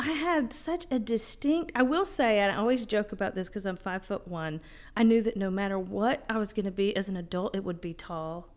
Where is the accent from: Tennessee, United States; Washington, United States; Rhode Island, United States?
Tennessee, United States; East; moved away; I grew up in East Tennessee